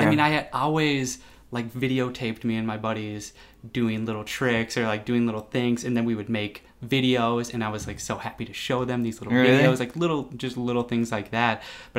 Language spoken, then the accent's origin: English; Golden Valley, Minnesota, United States; also born or lived in Plymouth, Minnesota; I grew up in Golden Valley, and then we moved to Plymouth. So I've just kind of been around this area.